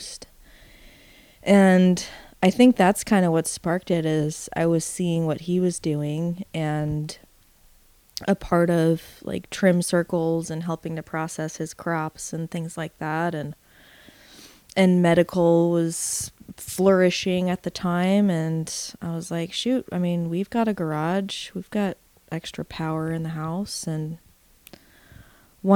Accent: Alaska, United States; moved away as an adult; now in Eugene, United States; I was born in Alaska. Ended up moving to Eugene, Oregon in my 20s

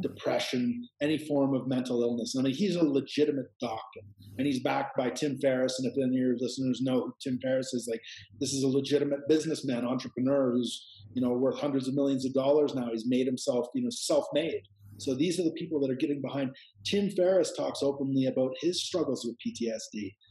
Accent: Canada; now in Peru; I'm Canadian

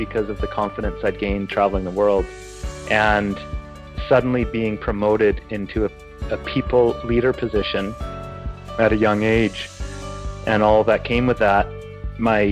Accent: Glace Bay, Nova Scotia, Canada; I was born in Glace Bay, Nova Scotia, to two parents who were British and professionals

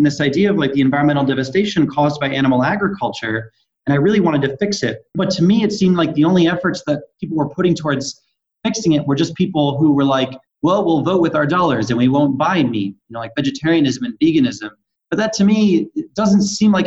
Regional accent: Salem, Massachusetts, United States; moved away as an adult; also born or lived in New York; now in California, United States; I grew up on the North Shore of Boston in the town called Salem, the one with the witch trials

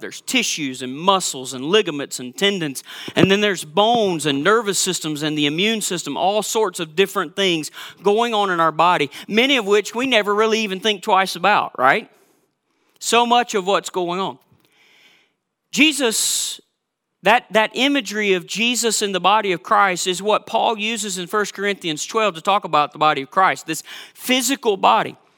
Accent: Georgia, United States; now in Minnesota, United States; you know by my accent that I'm not from Minnesota. And you know, if you've been around me long enough, that I'm a big Georgia Bulldog fan because I'm originally from Georgia

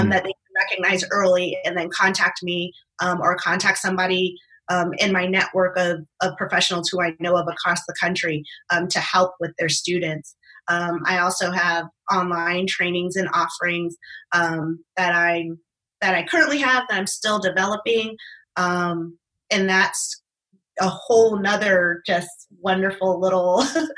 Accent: East Coast, United States; now in Arizona, United States; I'm originally from the East Coast

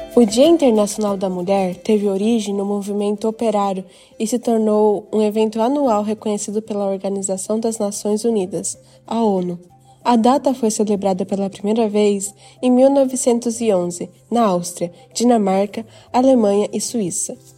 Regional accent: Japan; nasci no Japão e sempre estudei na escola japonesa

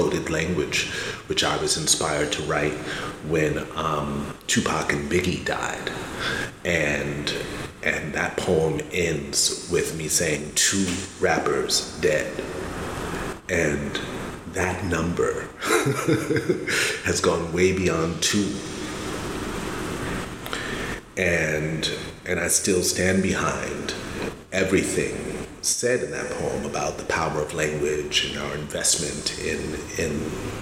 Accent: New York City, New York, United States; As a New Yorker

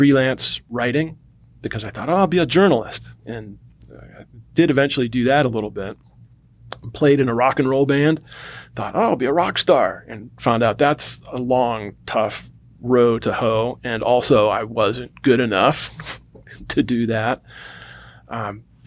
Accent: Cleveland, Ohio, United States; moved away as an adult; also born or lived in North Carolina; my experience growing up, and I'm from Cleveland, Ohio, or the suburbs outside of Cleveland

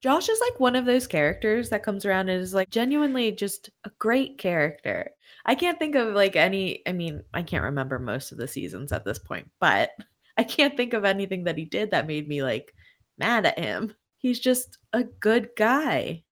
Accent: Pennsylvania, United States; I'm from Pennsylvania, there are a lot of cities around here that end in Berg

